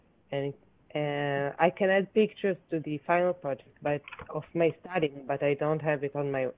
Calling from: Israel; speaking from Israel.

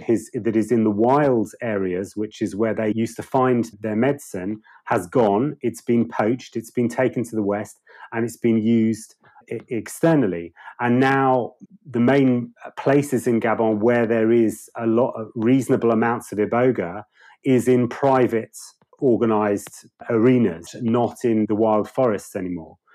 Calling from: South East England, United Kingdom; I'm I'm just outside London, so from the UK.

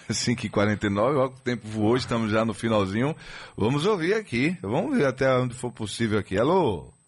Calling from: Moreilândia, Pernambuco, Brazil; Falando de Morelândia, Pernambuco. Aí. Eu sou de Leus, mas atualmente estou morando aqui.

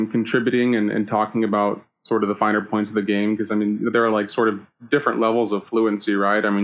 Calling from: Nebraska, United States; I am calling from the great state of Nebraska.

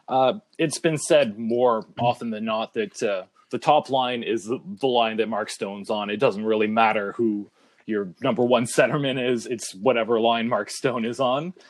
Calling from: Ottawa, Ontario, Canada; I'm calling in from Ottawa, Ontario, Canada

